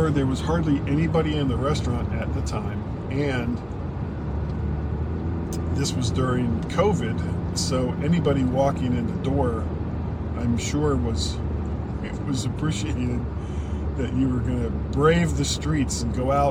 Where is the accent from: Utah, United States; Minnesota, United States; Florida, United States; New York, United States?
Florida, United States; moved away; I'm from Florida